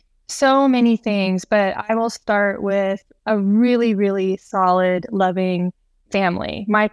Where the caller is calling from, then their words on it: Bozeman, Montana, United States; I am coming in from Bozeman, Montana.